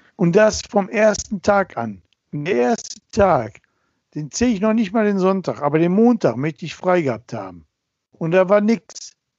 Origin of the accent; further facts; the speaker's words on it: Ruhr area, North Rhine-Westphalia, Germany; bei uns im Ruhrgebiet